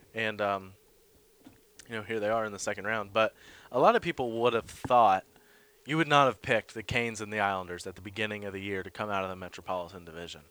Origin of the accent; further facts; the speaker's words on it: Boston, Massachusetts, United States; being a Bostonian.